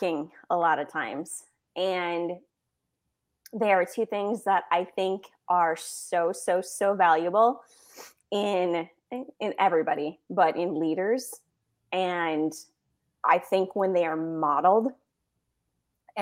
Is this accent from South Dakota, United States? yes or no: no; Minnesota, United States; moved away; I'm from Minnesota originally, so I grew up watching a lot of hockey